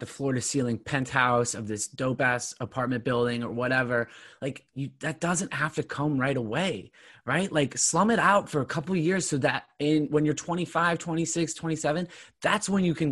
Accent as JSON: {"language": "English", "area": "Southern Orange County", "region": "California", "country": "United States", "tie": "born or raised there", "said": "we both grew up in Southern Orange County."}